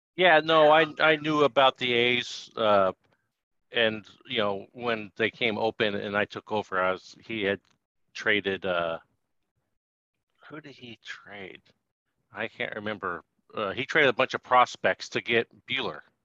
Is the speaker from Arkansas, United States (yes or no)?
no; Sacramento, California, United States; now in Oakland, United States; I grew up in Sacramento